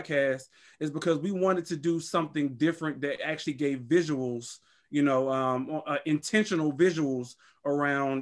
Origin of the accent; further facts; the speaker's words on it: Washington, District of Columbia, United States; now in North Carolina, United States; I'm actually from the DC area, but we actually live in North Carolina.